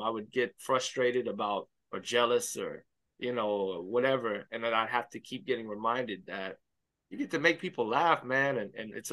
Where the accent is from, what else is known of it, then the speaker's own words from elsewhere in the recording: Miami, Florida, United States; Yes, yeah. I grew up in Miami Baptist Church.